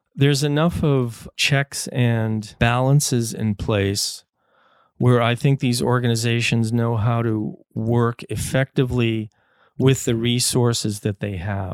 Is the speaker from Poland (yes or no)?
no; United States; now in Canada; I grew up in the States